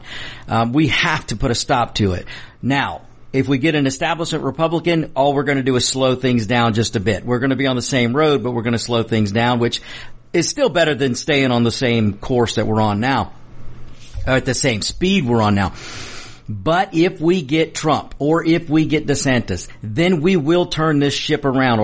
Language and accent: English; United States; I'm an American that, I'm Mexican descent, but I'm an American first.